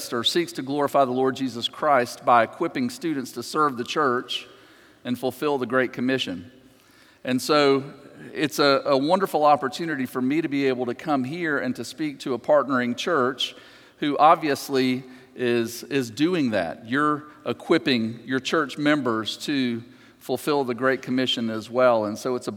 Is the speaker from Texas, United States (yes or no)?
no; just outside of Atlanta, Georgia, United States; I grew up just outside of Atlanta